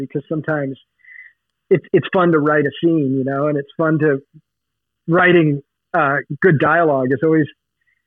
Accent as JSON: {"language": "English", "region": "Oregon", "country": "United States", "tie": "born or raised there", "also_born_or_lived": "Los Angeles, California", "moved": "yes", "said": "I grew up partly in the Oregon woods"}